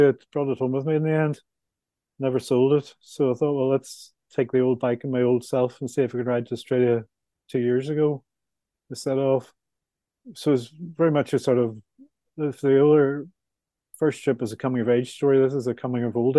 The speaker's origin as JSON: {"language": "English", "town": "Belfast", "region": "Northern Ireland", "country": "United Kingdom", "moved": "yes", "said": "coming from Belfast is you can have an Irish passport as well as a British passport"}